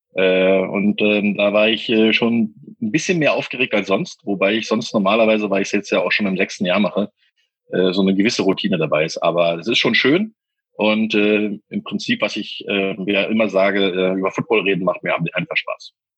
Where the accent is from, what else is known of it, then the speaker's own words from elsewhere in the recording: Berlin, Germany; bei uns in Berlin